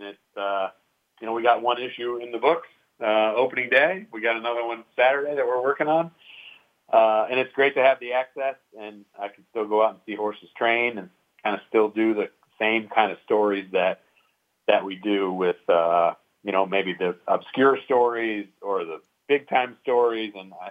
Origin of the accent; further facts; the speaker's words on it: Saratoga Springs, New York, United States; my hometown of Saratoga